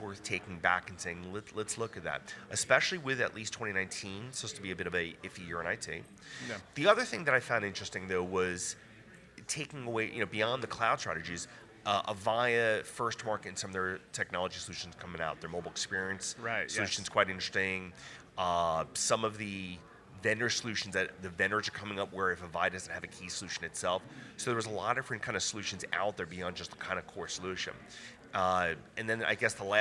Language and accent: English; New York, United States; I'm from New York